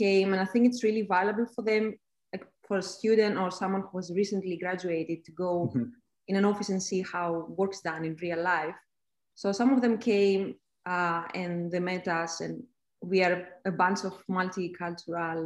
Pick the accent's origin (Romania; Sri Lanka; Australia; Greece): Greece; moved away; I am a Greek expat